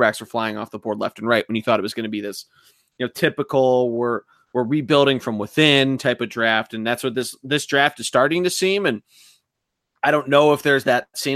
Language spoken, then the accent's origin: English; Philadelphia, Pennsylvania, United States; being a Philadelphian